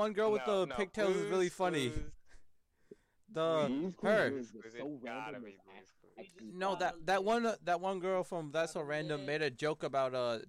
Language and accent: English; United States; I'm American.